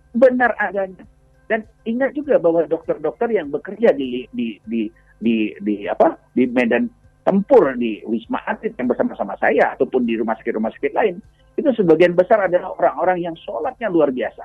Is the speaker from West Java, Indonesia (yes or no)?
no; West Sumatra, Indonesia; kita warga Sumatera Barat